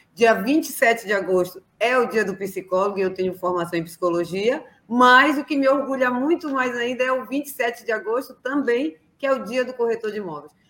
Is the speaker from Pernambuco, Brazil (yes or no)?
no; Belém, Pará, Brazil; Eu sou aqui do norte, sou de Belém do Pará